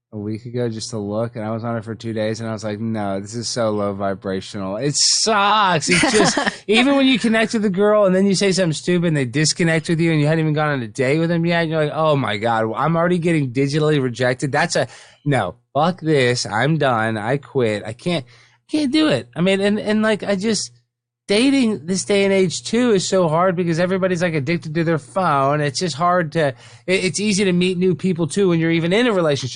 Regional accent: Dallas, Texas, United States; moved away as an adult; also born or lived in Baton Rouge / Los Angeles; I'm from Dallas

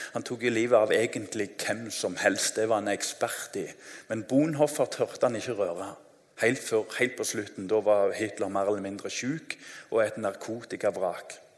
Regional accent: Tananger, Rogaland, Norway; Jeg husker når jeg var ungdom, det er ikke lenge siden, så eh, husker jeg Hjemme i Tananger

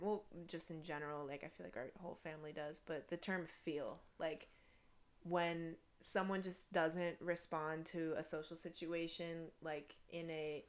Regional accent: Metro Detroit, Michigan, United States; also born or lived in South Korea; the Metro Detroit area. I'm not from Detroit.

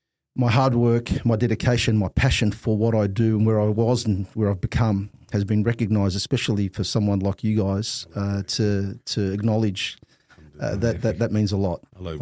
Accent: Australia; I think we grew up, alhamdulillah, with the Islam printed in our hearts.

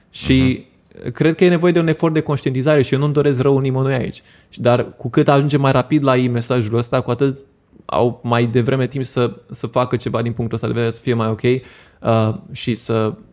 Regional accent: Romania; unde cred eu că avem noi marea șansă ca români, e în a deveni o țară de freelanceri.

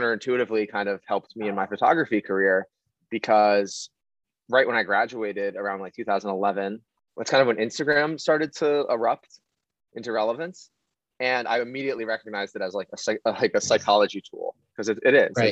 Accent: Needham, Massachusetts, United States; moved away as an adult; now in Brooklyn, United States; I grew up in Needham

